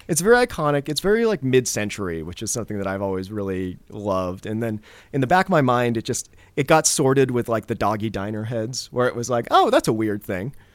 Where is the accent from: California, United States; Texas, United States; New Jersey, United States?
California, United States; Ben Lomond; moved away as an adult; now in San Francisco, United States; I grew up actually in the Santa Cruz Mountains in a little town called Ben Lomond